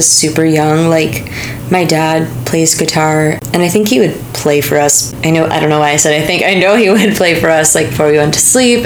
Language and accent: English; Pleasantville, New York, United States; I grew up in Pleasantville, New York, which is like 40, 45 minutes north of New York City